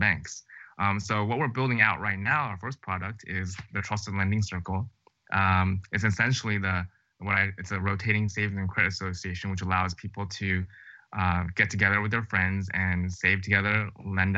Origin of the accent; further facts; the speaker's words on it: New Jersey, United States; moved away as an adult; also born or lived in Chicago / Stanford / Los Angeles; I grew up in New Jersey, actually, just 1 hour outside of New York City